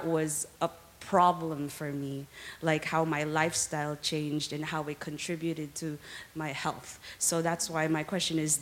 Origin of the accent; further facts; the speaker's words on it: Philippines; moved away as an adult; now in California, United States; where I grew up in the Philippines